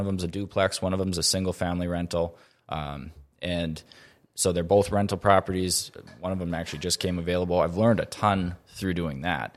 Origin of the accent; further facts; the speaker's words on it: Grand Forks, North Dakota, United States; I grew up here in Grand Forks, born and raised.